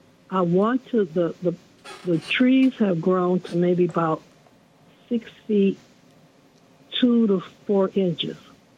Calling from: New York City, New York, United States; I'm calling from Hollis, Queens.

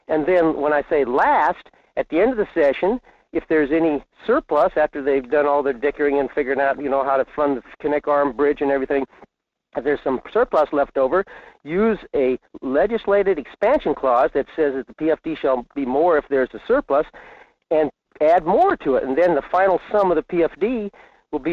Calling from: Fairbanks, Alaska, United States; in Fairbanks.

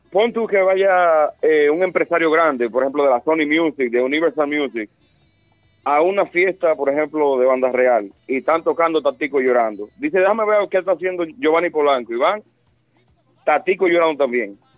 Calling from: Santiago, Dominican Republic; desde Santiago.

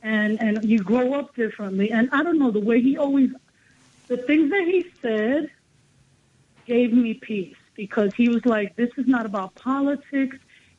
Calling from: Bronx, New York, United States; Down Bronx.

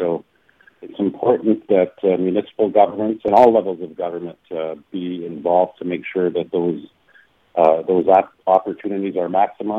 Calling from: Winnipeg, Manitoba, Canada; I'm actually calling from Winnipeg this morning. It's constituency week, and I'm here until Wednesday.

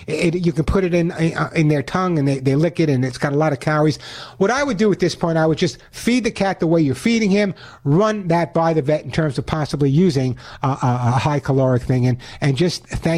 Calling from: California, United States; I'm calling from California, by the way, those people listening from around the country.

